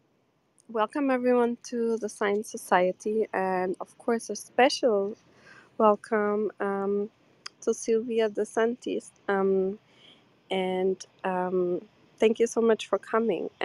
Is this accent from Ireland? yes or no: no; Germany; moved away as an adult; also born or lived in Porto, Portugal / Seville, Spain; now in New York, United States; I'm from Porto originally, but I grew up in Germany